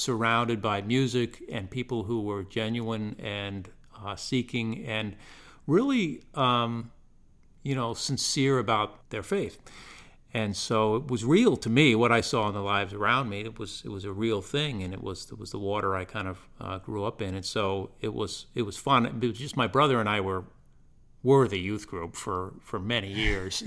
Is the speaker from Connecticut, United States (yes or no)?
yes; Woodstock, Connecticut, United States; moved away as an adult; now in Greenwood, South Carolina, United States; I grew up in Connecticut in a rural northeast corner, uh, it's called the, the quiet corner.